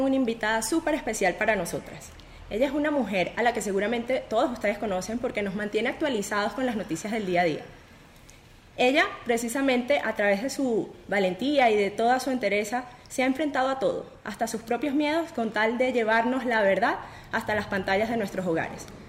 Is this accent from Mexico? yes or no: no; Venezuela; moved away; para quienes nacimos en Venezuela